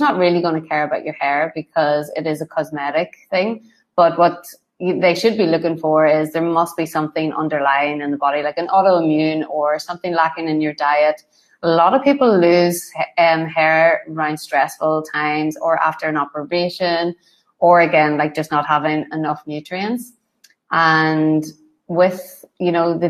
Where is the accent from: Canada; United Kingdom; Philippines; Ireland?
Ireland; I'm Irish